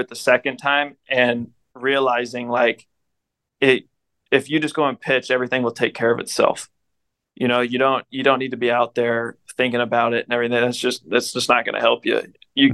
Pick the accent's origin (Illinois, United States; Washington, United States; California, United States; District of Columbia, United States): California, United States; Southern; growing up in Southern California